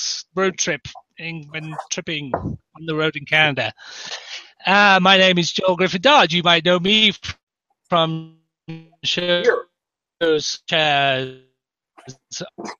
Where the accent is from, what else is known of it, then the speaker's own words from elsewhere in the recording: England, United Kingdom; I am English.